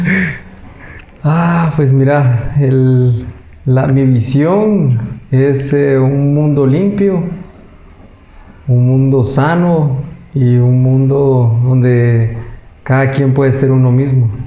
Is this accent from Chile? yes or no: no; Monterrico, Santa Rosa, Guatemala; Yo crecí ahí hasta que lo vendieron el hotel cuando tenía como 10 años